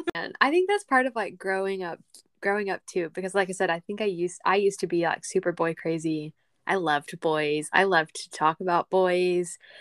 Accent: Texas, United States; accent: country; we're both from Texas, but she's from the city. I am not.

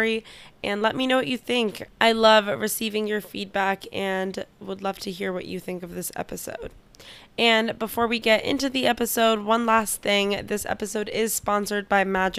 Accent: California, United States; also grew up in California and I had similar parents, immigrants

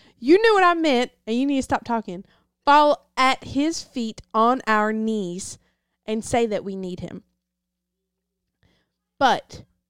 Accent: the South, United States; I'm from the South, so, like, we had to translate in between people sometimes because I understand the English accent, and she understand the Deep South.

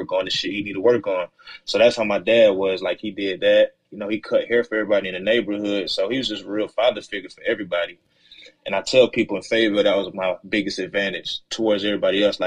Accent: Fayetteville, North Carolina, United States; Terra Gardens, Fayetteville, North Carolina

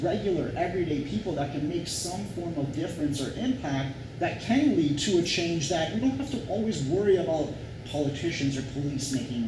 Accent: Toronto, Ontario, Canada; as a Torontonian, as a Canadian citizen

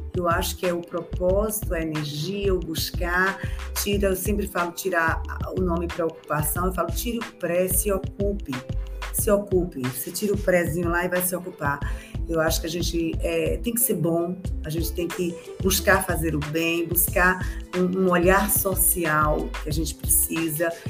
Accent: Bahia, Brazil; esse estado onde eu me criei e onde eu consegui tudo, ter meus filhos, minha vida, minha família, meus amigos.

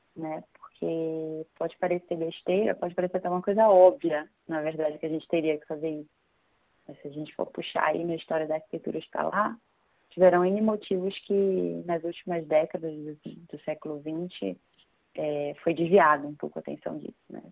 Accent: Belém, Pará, Brazil; moved away as an adult; now in São Paulo, Brazil; eu sou de Belém do Pará, eu nasci lá, me formei lá, inclusive, e vim para São Paulo em 2011

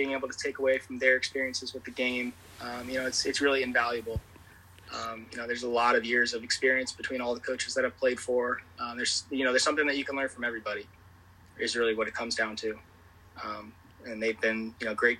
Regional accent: Chesterfield, Virginia, United States; I'm from Chesterfield, Virginia, so it was Chesterfield Little League.

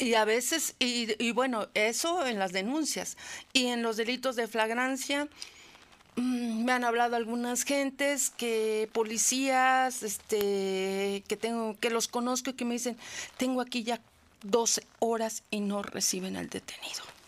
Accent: Puebla, Mexico; soy ciudadana poblana, Aquí vive mi familia

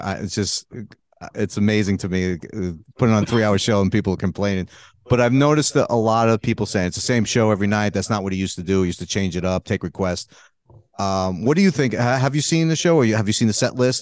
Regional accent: New York City, New York, United States; I grew up in Brooklyn. That's where I'm from

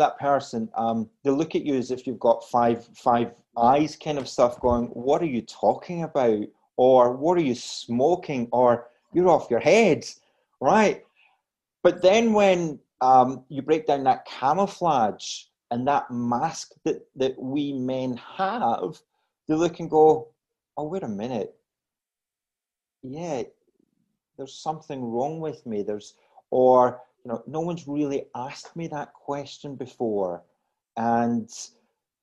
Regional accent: Glasgow, Scotland, United Kingdom; now in Australia; as you gather from my accent, I'm originally from Scotland

